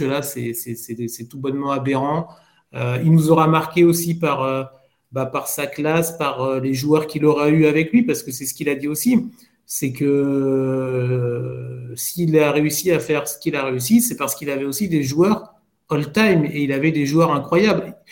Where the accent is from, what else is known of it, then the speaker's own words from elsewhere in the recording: France; on est français